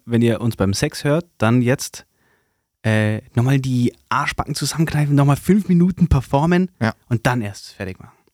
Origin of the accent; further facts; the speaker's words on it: Swabia, Baden-Württemberg, Germany; accent: Swabian; dass ich ähm, in dieses Schwebeln reinrutsche